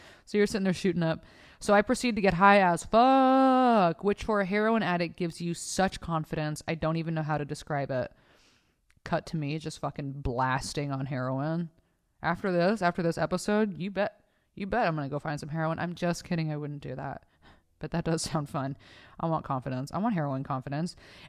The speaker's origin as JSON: {"language": "English", "town": "Oceanside", "region": "California", "country": "United States", "said": "Vista, I'm from Oceanside. Which is the next city close to it."}